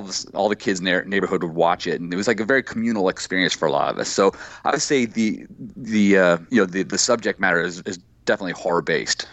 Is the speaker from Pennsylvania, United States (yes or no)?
no; right outside Dayton, Ohio, United States; moved away as an adult; also born or lived in Miami Beach, Florida / New York City / upstate New York; I grew up uh, right outside Dayton, Ohio